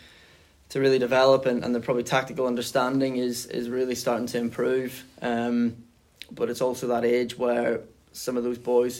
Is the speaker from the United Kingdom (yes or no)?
yes; Northern Ireland, United Kingdom; I'm from Northern Ireland